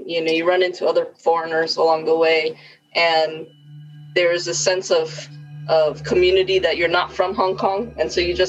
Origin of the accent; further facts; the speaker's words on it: United States; moved away as an adult; now in Asia; I'm Latina, you know, I'm Cumex American. But here I'm a foreigner